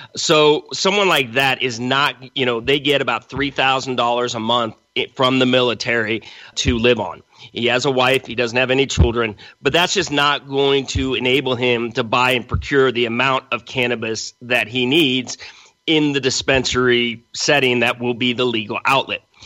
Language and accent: English; Los Angeles, California, United States; moved away as an adult; also born or lived in Central America / New York; now in San Diego, United States; I grew up in Los Angeles